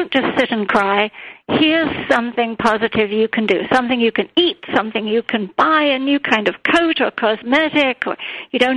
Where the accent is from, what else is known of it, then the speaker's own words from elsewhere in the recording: India; moved away; growing up in India